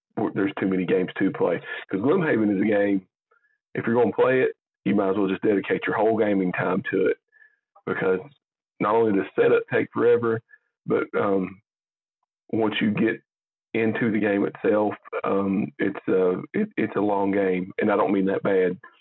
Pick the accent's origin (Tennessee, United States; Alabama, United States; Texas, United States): Tennessee, United States; Jamestown; we're both from Jamestown, Tennessee